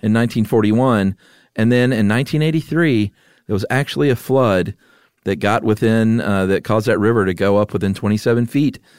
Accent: Atlanta, Georgia, United States; moved away; also born or lived in Yuma; growing up in Atlanta

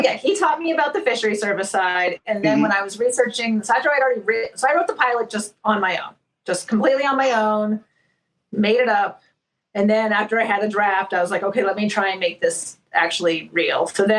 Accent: Cambridge, Massachusetts, United States; I'm from Cambridge, Massachusetts.

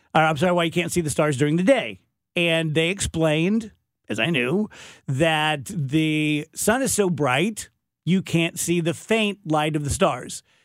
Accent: Scotland, United Kingdom; I'm Scottish

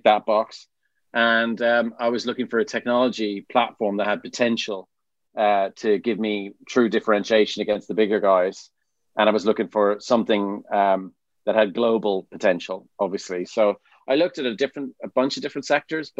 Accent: Dublin, Leinster, Ireland; now in Stroud, United Kingdom; you can tell from my accent, from Dublin, Ireland

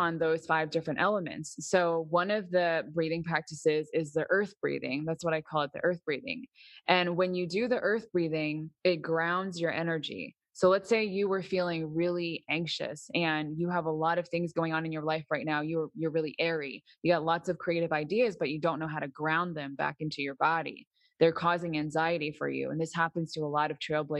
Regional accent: Massachusetts, United States; also born or lived in New York; now in Florida, United States; I was born in Massachusetts

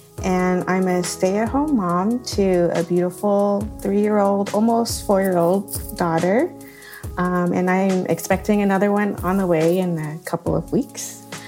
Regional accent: Vietnam; moved away; when I tell them, "Oh, I'm from Vietnam,"

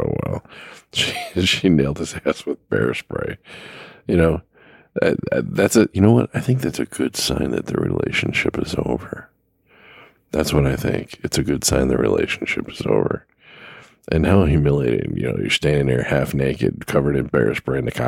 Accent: Los Angeles, California, United States; I grew up in Los Angeles

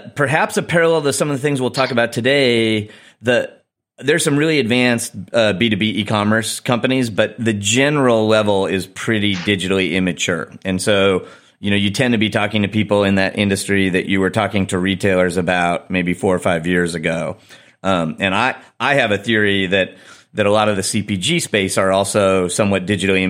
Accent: Chicago, Illinois, United States; in Chicago, in my hometown

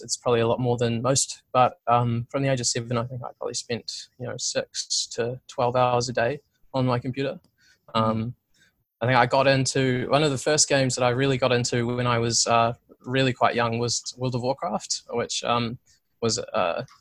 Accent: Christchurch, Canterbury, New Zealand; I grew up in Christchurch for the most part

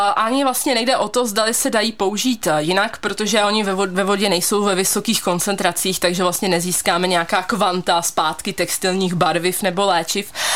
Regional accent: Pardubice, Pardubice Region, Czechia; Maminka mě právě doporučila fakultu chemicko-technologickou tady u nás v Pardubicích

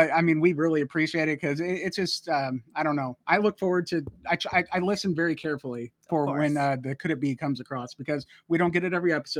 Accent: Modesto, California, United States; that's my hometown. I grew up in Modesto, California

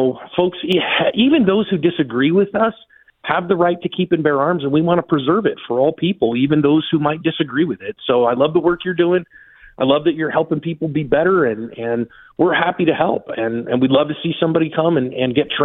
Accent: United States; I'm American

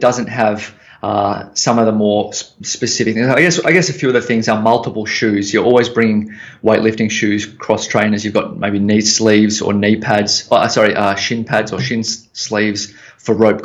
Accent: Melbourne, Victoria, Australia; also born or lived in San Francisco; I'm back home in Melbourne

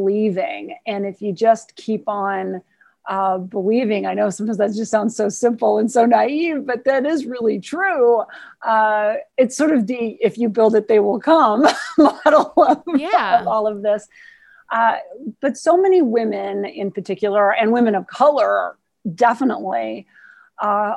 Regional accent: Montana, United States; I'm from Montana

